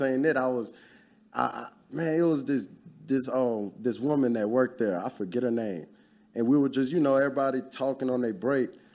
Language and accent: English; Baton Rouge, Louisiana, United States; also born or lived in New Orleans / Lafayette; I'm originally from Louisiana, born in New Orleans. That's where a lot of my family lineage come from.